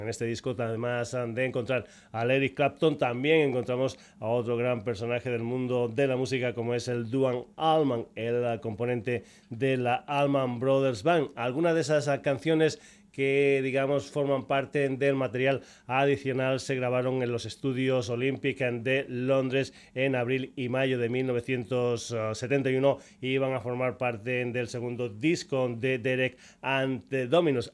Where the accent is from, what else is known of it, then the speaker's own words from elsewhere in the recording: Extremadura, Spain; mi tierra, de Extremadura